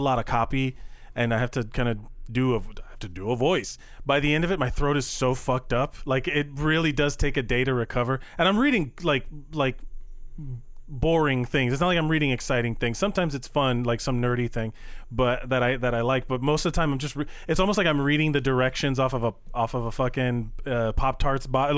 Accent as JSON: {"language": "English", "region": "Florida", "country": "United States", "said": "We're both from Florida"}